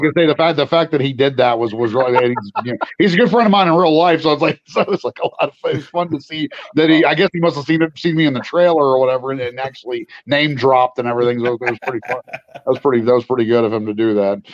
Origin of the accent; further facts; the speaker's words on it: West Virginia, United States; I'm from West Virginia